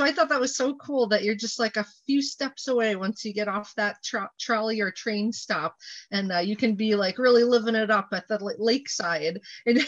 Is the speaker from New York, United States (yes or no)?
yes; Clifton Park, New York, United States; also born or lived in Albany, New York; I was born in Albany and grew up in Clifton Park